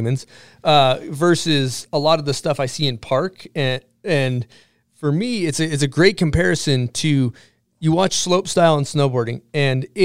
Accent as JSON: {"language": "English", "region": "Massachusetts", "country": "United States", "tie": "born or raised there", "moved": "yes", "said": "I grew up in Massachusetts hitting like little shitty backyard dirt jumps"}